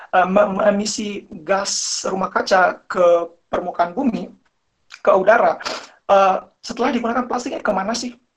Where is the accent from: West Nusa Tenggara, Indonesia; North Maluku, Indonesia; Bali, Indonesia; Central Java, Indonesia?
North Maluku, Indonesia; Tidore; also born or lived in Malang; saya ingin menceritakan pengalaman saya sebelum saya pindah ke Malang ya. Jadi uh, saya berasal dari Tidore. Jadi di daerah saya itu masyarakatnya masih gotong royong banget.